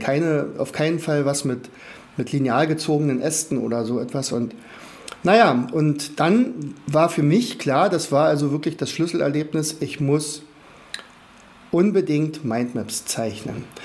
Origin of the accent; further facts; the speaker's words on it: Rauen, Brandenburg, Germany; ich komme aus Brandenburg, also dort speziell aus Rauen, das ist in der Nähe von Fürstenwalde